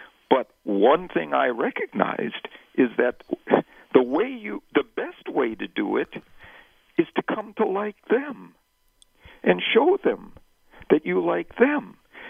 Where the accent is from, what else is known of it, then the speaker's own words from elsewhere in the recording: Wisconsin, United States; I grew up in Wisconsin. The NFL team, that's the home team in Wisconsin, has always been the Green Bay Packers.